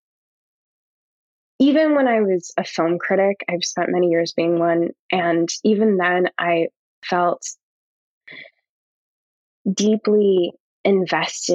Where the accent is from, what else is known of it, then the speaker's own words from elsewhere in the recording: Australia; also born or lived in Canada; now in New York, United States; I'm an Australian